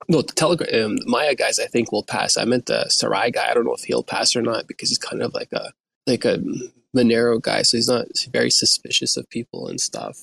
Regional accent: Turkey; now in Canada; I'm from Turkey, right? I live in Canada right now

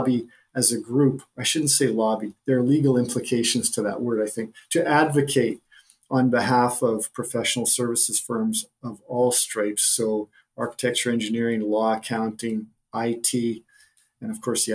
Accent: the middle of Canada, central Canada, Canada; I'm a Canadian who grew up in the middle of Canada

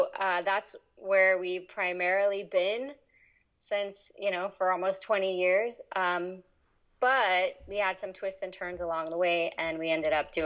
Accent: East Coast, United States; also born or lived in New York City; I grew up mostly on the East Coast

